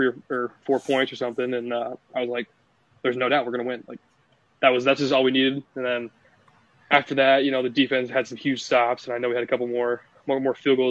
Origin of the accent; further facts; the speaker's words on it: Council Bluffs, Iowa, United States; growing up in Council Bluffs in the Omaha area